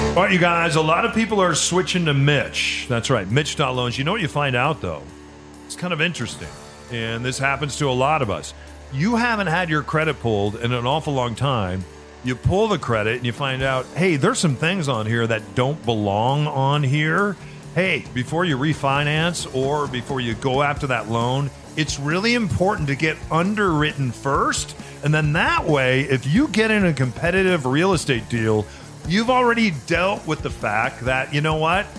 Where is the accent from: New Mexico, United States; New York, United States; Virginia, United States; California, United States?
New Mexico, United States; growing up in New Mexico around a lot of Native Americans and Hispanics